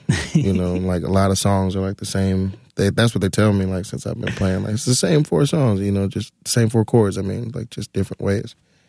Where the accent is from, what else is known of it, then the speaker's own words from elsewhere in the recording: Atlanta, Georgia, United States; No, in Atlanta. I'm from Atlanta.